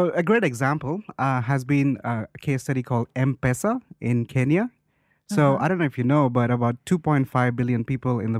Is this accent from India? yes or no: yes; India; I'm from India